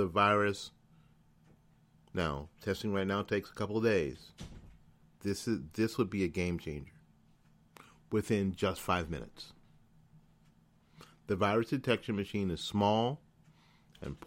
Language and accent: English; Florida, United States; also born or lived in New Jersey; I'm from flipping New Jersey, and I've lived all my life in Florida